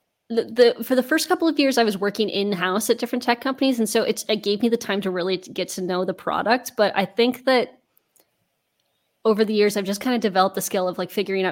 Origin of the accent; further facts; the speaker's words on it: Denver, Colorado, United States; moved away as an adult; also born or lived in Maine / Amsterdam; now in Netherlands; I'm originally from Denver, Colorado in the US